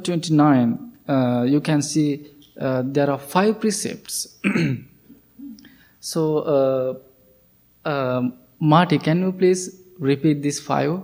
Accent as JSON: {"language": "English", "country": "Sri Lanka", "moved": "yes", "said": "I'm coming from Sri Lanka, so it is a Buddhist country"}